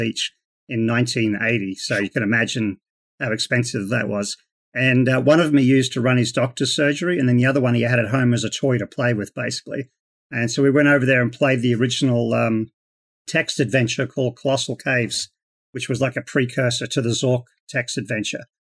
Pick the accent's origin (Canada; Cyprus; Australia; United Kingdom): Australia; Queensland; moved away as an adult; now in Las Vegas, United States; So I'm originally from, um, Queensland in Australia. Uh, grew up in the Australian outback, um, and I moved over to the United States about twenty years ago.